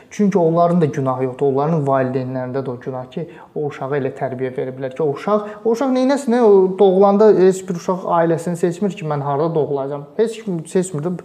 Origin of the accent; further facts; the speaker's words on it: Azerbaijan; mən Azərbaycanlıyam.